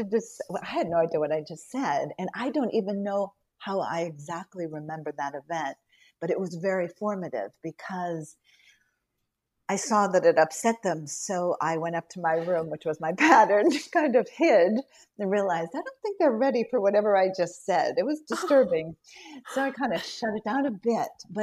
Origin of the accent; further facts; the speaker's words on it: Newton, Massachusetts, United States; I'm from Newton, Massachusetts